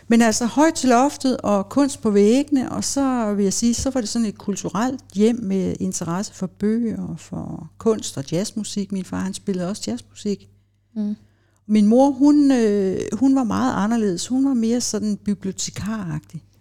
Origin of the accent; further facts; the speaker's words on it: Copenhagen, Capital Region of Denmark, Denmark; Jeg voksede op i København, og folk tænker, ah, det er vist ikke rigtigt.